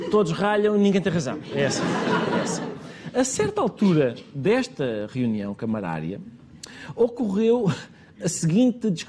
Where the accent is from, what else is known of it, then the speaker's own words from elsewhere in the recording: Lisbon, Portugal; born there; Aliás, eu disse, sou tanto de caminha como o antigo presidente de caminha, porque nascemos os dois em Lisboa.